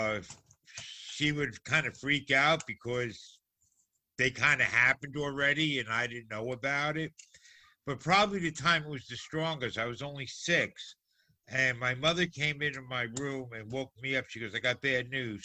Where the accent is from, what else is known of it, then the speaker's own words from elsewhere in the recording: New Jersey, United States; Growing up in New Jersey, especially in an Italian neighborhood, you learned very quickly about the Malloy.